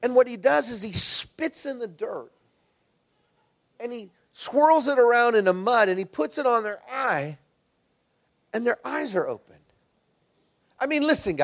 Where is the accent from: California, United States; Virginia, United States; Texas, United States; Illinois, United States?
Texas, United States; moved away; I'm from Texas